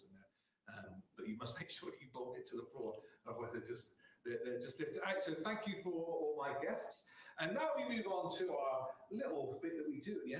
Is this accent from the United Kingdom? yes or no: yes; Somerset, South West England, United Kingdom; I'm from Somerset